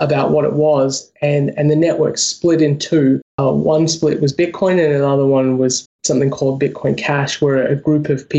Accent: Australia; also born or lived in United States; I'm Australian. I have a bank account in Australia

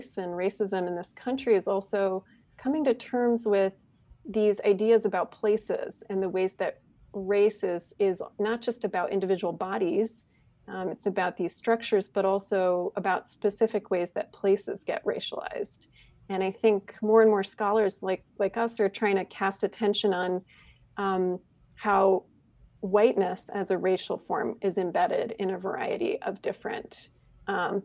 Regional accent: Michigan, United States; moved away; I grew up in Michigan.

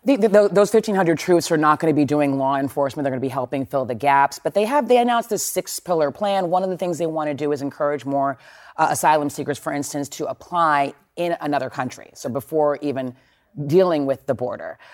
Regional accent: Texas, United States; moved away; I grew up in Texas. I'm from Texas

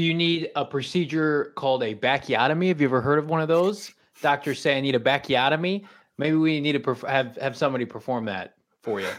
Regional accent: Illinois, United States; now in Phoenix, United States; I'm from Illinois, so lotta my family, my cousin Dylan, they're big Chicago Bulls fans

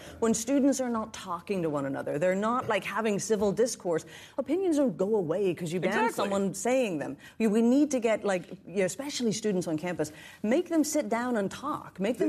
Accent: Northern Ireland, United Kingdom; now in New York City, United States; I come from Northern Ireland, just north of the border.

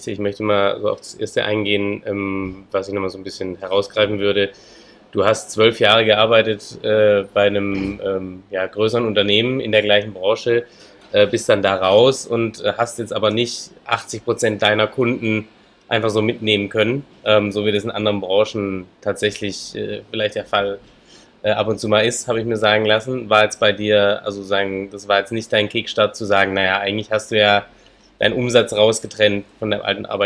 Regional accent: Baden-Württemberg, Germany; Ich komme aus Hohenlohe.

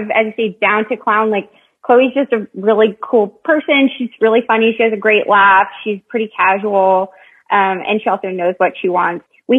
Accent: California, United States; So I moved around a lot, but I usually say Northern California.

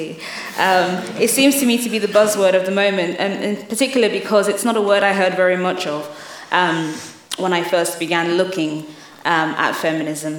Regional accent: London, United Kingdom; also born or lived in Lagos, Nigeria; I grew up in London and in Lagos, in Nigeria.

